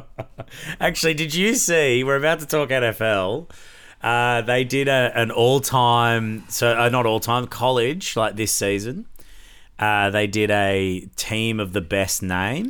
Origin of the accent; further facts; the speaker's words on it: Brisbane, Queensland, Australia; We still get to come back to Brisbane, uh, my hometown